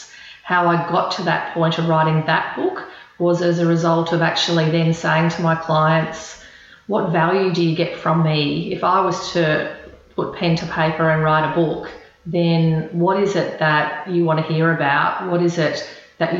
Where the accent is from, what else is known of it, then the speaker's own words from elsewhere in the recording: Queensland, Australia; moved away as an adult; now in Melbourne, Australia; Born and bred in Queensland, so I always think of myself as a Queenslander, although I've been in Melbourne for 18 years